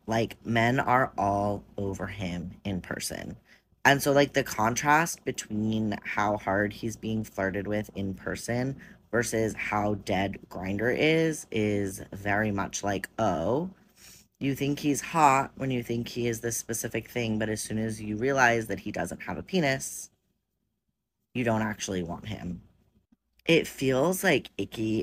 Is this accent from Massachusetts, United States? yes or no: yes; Boston, Massachusetts, United States; We're from Boston